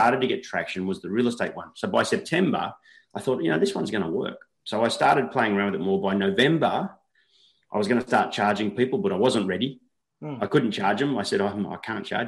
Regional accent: Coffs Harbour, New South Wales, Australia; also born or lived in Newcastle, Australia; I came home, I moved from Newcastle back to Coffs, and I started doing like these local portals. I started at one called Go Coffs, which is Coffs Harbour's our local regional city

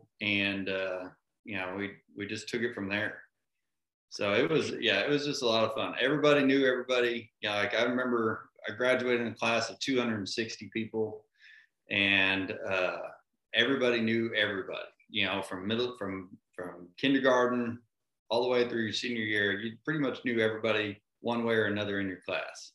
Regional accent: Waxahachie, Texas, United States; Waxahachie is a small town, or it was a small town, outside of Dallas, about 40 miles south of Dallas. And it was just a, you know, really just kind of a great one school town experience.

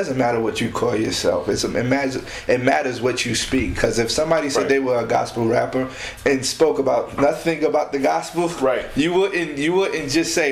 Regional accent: New York City, New York, United States; born and raised in Queens

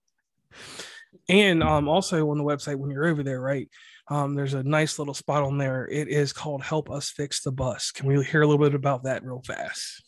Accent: Mid-Atlantic, United States; accent: West Virginia; I'm from the Mid-Atlantic. So, Virginia, Pennsylvania, Kentucky, M, Virginia, wherever, all that area, North Carolina also

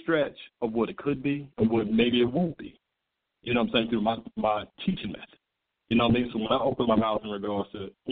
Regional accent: Charleston, United States; I'm from Charleston

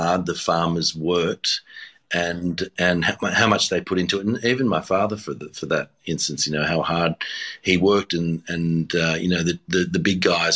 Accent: Sydney, New South Wales, Australia; also born or lived in Tamworth, New South Wales / Badgerys Creek, New South Wales / Taralga, New South Wales; I was born in Tamworth, and then we had a dairy farm at Badgerys Creek. And then we weren't living on the farms, and I was going to school in Seven Hills, which is near Blacktown.

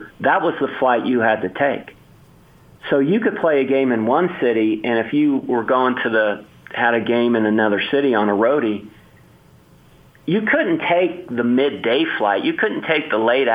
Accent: Bay Area, California, United States; I grew up in the Bay Area

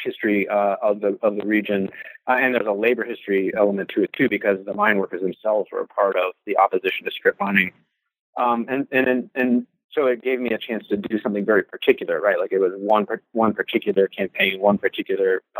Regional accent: Louisville, Kentucky, United States; also born or lived in Toledo, Ohio; I was born in Toledo, Ohio, but I grew up in Kentucky.

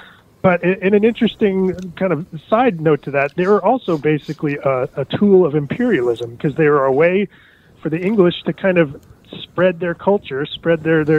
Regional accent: East Coast, United States; No, I'm actually from the East Coast.

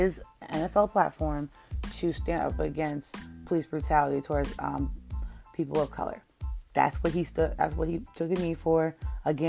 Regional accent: New York, United States; I'm from New York

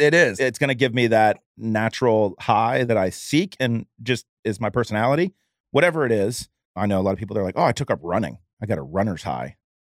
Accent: Jacksonville, Florida, United States; I'm from Jacksonville

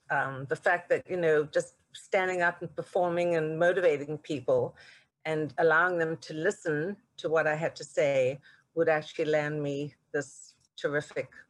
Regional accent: South Africa; now in United States; Well, you know, if you'd have told me growing up in South Africa that one day I would have this incredible opportunity to really define the fragrance di- direction of this iconic corporate brand

